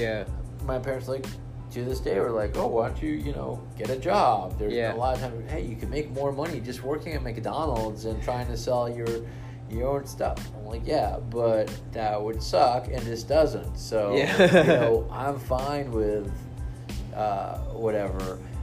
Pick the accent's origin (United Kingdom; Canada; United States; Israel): Israel; I'm from Israel.